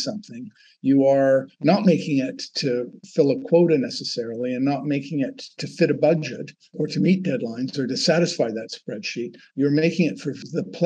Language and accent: English; Canada; I'm Canadian